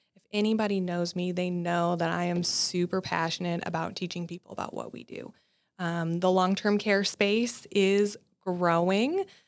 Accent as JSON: {"language": "English", "region": "North Dakota", "country": "United States", "also_born_or_lived": "Nebraska / Ohio", "moved": "as an adult", "said": "I'm actually from North Dakota"}